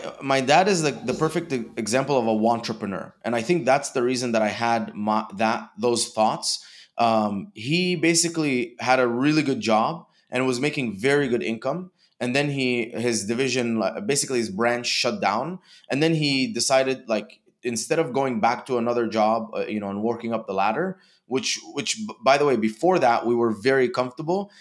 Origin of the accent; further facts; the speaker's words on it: Dubai, United Arab Emirates; moved away as an adult; also born or lived in Egypt; now in United States; I was born in Egypt and grew up in Dubai.